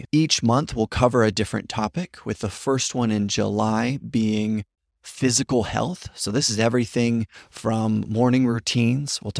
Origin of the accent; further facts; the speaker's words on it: Papua New Guinea; So we never saw them growing up in Papua New Guinea.